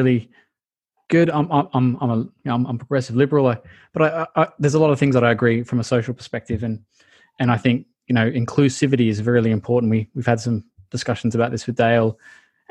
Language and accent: English; Australia; as an Australian